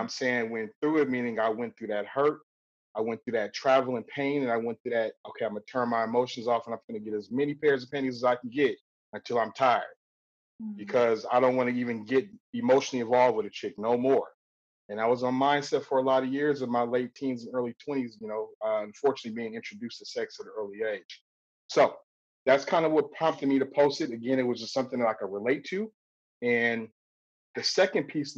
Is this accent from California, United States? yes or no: yes; Compton, California, United States; growing up in Compton